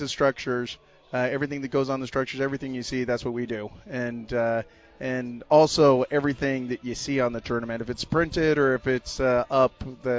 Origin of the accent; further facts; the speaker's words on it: Phoenix, Arizona, United States; also born or lived in Tucson; now in Scottsdale, United States; I'm from Phoenix, Arizona. Born and raised in Phoenix.